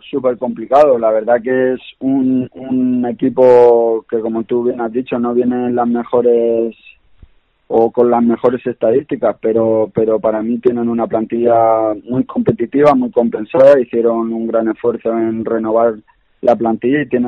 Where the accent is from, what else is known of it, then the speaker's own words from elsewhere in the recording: Castilla-La Mancha, Spain; pero soy manchego y, he jugado en otros equipos